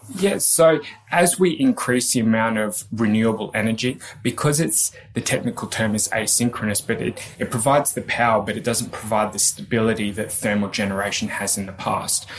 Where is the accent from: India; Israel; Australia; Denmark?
Australia; accent: Australian; moved away as an adult; now in United Kingdom; I am indeed an Australian.